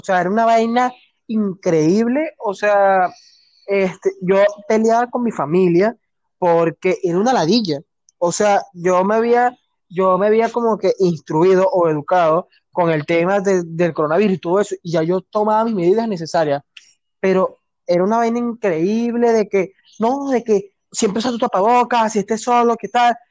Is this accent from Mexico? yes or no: no; Venezuela; somos puros venezolanos.